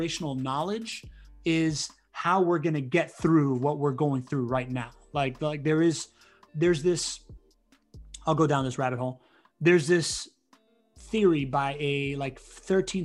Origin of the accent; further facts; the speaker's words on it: Miami, Florida, United States; also born or lived in Spain; I grew up in Miami